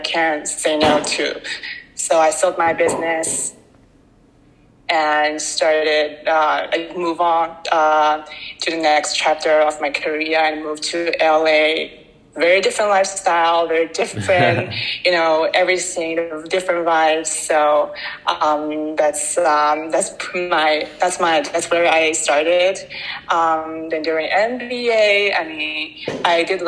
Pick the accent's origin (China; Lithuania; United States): China; Shanghai; I was born and raised in Shanghai, China